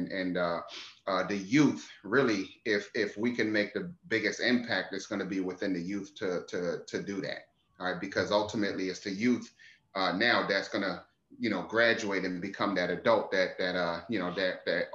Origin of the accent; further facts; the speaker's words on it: Philadelphia, Pennsylvania, United States; also born or lived in Ivory Coast / Guinea; now in DMV area, United States; So the first 8.5 years of my life was spent in Guinea. And in 1992, my parents decided to uproot the family and move to the United States. So we moved to Philadelphia. So I grew up in Philly